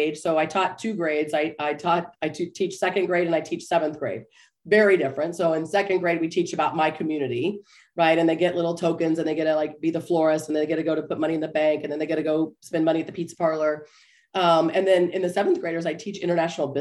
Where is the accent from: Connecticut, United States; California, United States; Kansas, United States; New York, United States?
Kansas, United States; Topeka; I grew up in Topeka, Kansas